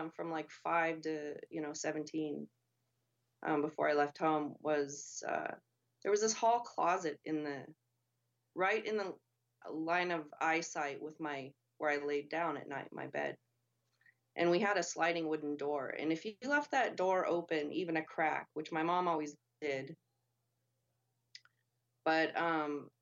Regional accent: Montana, United States; growing up in Montana in the mountains

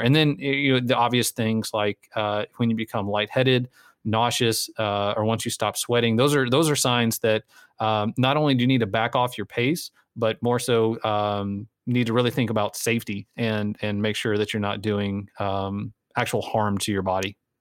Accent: Texas, United States; a Texan

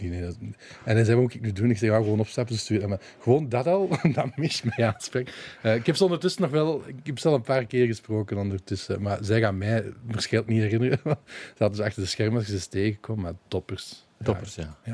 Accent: Balen, Flanders, Belgium; also born or lived in Limburg, Belgium; we zijn dan naar, naar de Kempen verhuisd, naar Balen

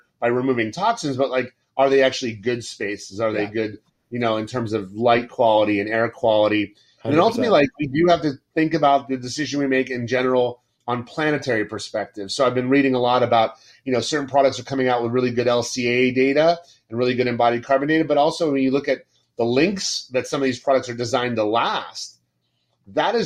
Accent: Florida, United States; I grew up in Florida almost all my life

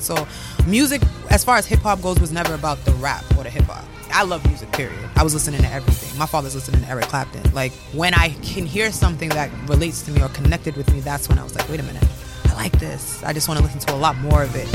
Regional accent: Milton, United States; moved away as an adult; also born or lived in Harrisburg, Pennsylvania; I grew up in Milton

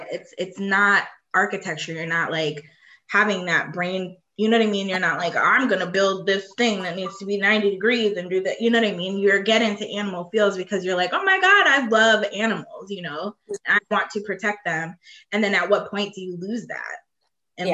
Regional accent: Ohio, United States; moved away as an adult; in Ohio where I'm from

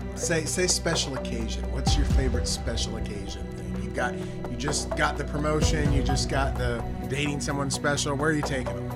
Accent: Dallas, Texas, United States; it's my hometown. It's where I've grown up

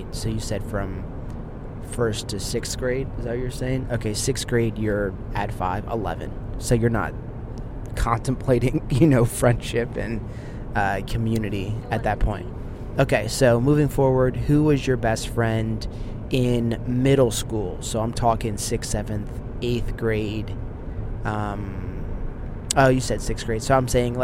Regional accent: Delaware, United States; also born or lived in Pennsylvania; I went to a school called Brader Elementary School. Shout out to everybody from Brader in Delaware.

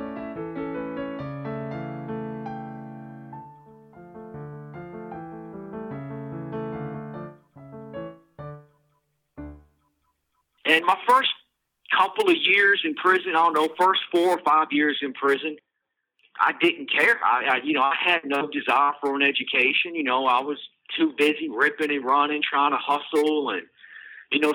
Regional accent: Charlottesville, Virginia, United States; Charlottesville, Virginia, which is my hometown

